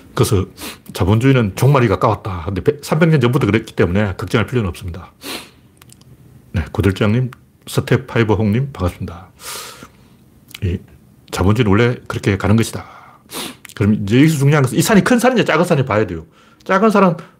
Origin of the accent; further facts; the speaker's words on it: South Korea; 우리나라 사람 양반이에요.